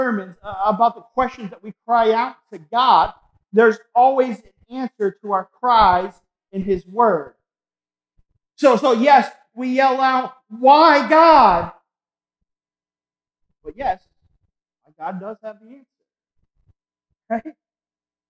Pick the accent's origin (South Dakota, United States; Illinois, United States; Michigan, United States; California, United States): Michigan, United States; Lake Superior; I'm from Michigan. I grew up on Lake Superior.